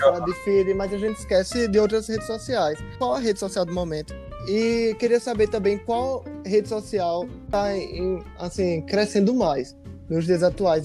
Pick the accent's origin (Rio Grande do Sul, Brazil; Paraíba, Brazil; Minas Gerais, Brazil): Paraíba, Brazil; João Pessoa; moved away; eles são lá de João Pessoa, de onde eu sou